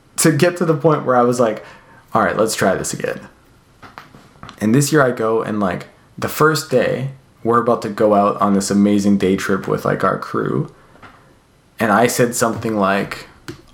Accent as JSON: {"language": "English", "country": "Canada", "tie": "born or raised there", "moved": "yes", "lives_now": "California, United States", "said": "I grew up in Canada"}